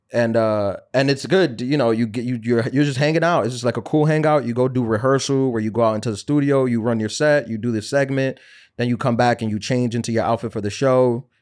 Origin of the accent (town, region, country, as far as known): New York, United States